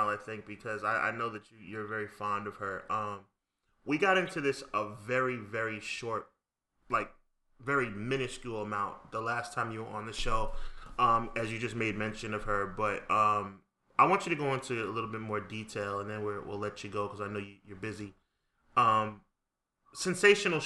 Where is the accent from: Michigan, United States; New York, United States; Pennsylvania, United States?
New York, United States; I'm from New York myself